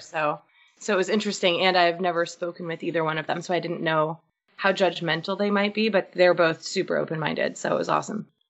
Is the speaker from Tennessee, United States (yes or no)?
no; Boston, Massachusetts, United States; I'm from Boston. So I was actually in Boston